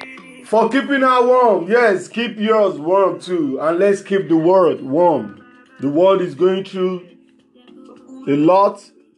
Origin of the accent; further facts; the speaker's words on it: Lagos, Nigeria; from Lagos, Nigeria.